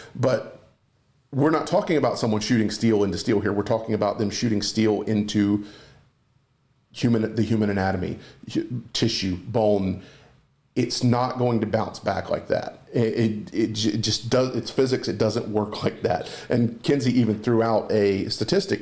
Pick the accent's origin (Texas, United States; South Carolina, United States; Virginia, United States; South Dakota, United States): South Carolina, United States; Walterboro; I'm from Walterboro